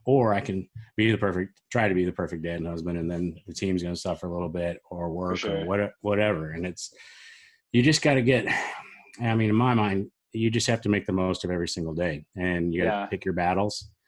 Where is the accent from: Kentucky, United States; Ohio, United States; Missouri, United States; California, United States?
Missouri, United States; Springfield; my hometown, Springfield, Missouri